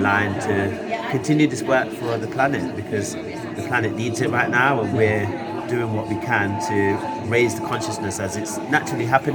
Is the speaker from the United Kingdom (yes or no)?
yes; Leicester, East Midlands, United Kingdom; now in Brighton, United Kingdom; I'm originally from Leicester